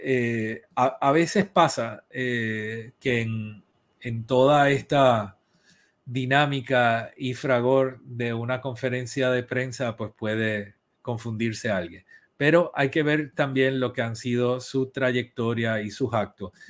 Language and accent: Spanish; Puerto Rico; soy boricua